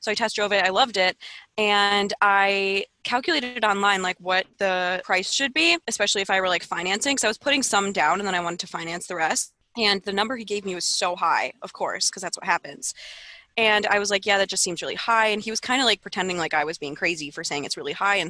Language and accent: English; near the North Shore of Chicago, Illinois, United States; This is like a North Shore Chicago thing. And I'm not even from the North Shore, but you know, close enough